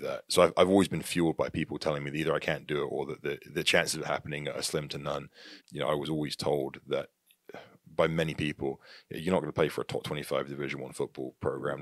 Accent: Tavistock, South West England, United Kingdom; moved away as an adult; also born or lived in Plymouth; now in United States; I was born in a, a, a city called Plymouth in the U K. And I grew up mainly in Tavistock, the town of Tavistock, which is about twenty minutes north of Plymouth

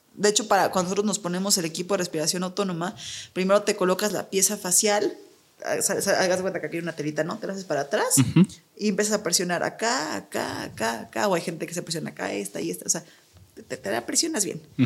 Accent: Mexico; como mexicanos

